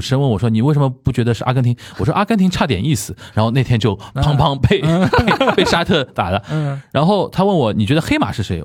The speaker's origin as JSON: {"language": "Chinese", "region": "Shanghai", "country": "China", "tie": "born or raised there", "said": "很喜欢小时候看。在上海看申花比赛"}